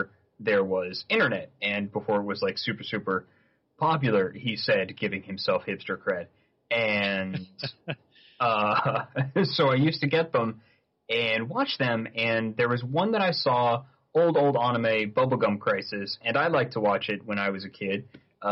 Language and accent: English; Saratoga Springs, New York, United States; now in Vancouver, Canada; my hometown, Saratoga Springs, New York